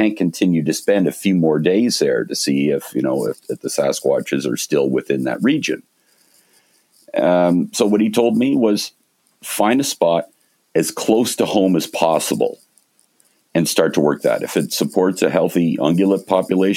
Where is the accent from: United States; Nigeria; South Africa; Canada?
Canada; moved away as an adult; also born or lived in Montreal / Toronto; now in British Columbia, Canada; I grew up in Montreal and Toronto